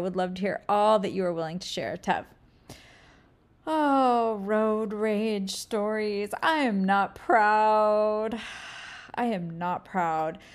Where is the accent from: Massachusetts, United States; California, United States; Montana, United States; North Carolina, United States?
California, United States; also born or lived in Hawaii; I'm from California, where I'm kind of my permanent, just my home base.